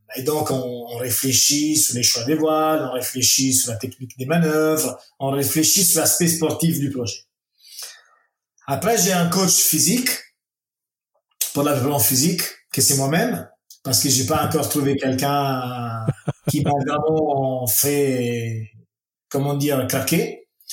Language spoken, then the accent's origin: French; Italy; French is a second language; chez nous en Italie